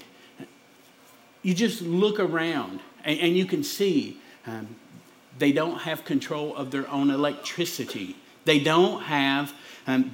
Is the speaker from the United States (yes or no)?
yes; Pikeville, United States; I'm from Pikeville, or we say Pikeville, right? But I'm from up there, me and my wife